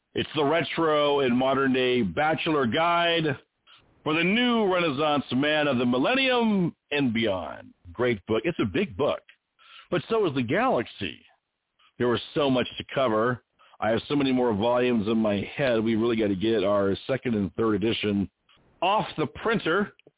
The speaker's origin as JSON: {"language": "English", "region": "West Coast", "country": "United States", "also_born_or_lived": "Indiana / Texas", "said": "I'm from the West Coast"}